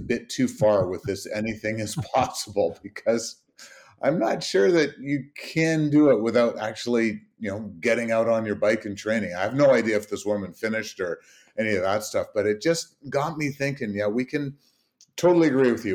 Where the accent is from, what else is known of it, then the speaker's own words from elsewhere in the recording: Canada; being Canadian